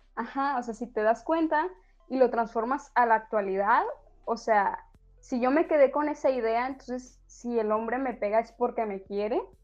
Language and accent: Spanish; Sinaloa, Mexico; somos de Sinaloa, entonces se tiene un concepto y que sí, hay muchísimos hombres machistas aquí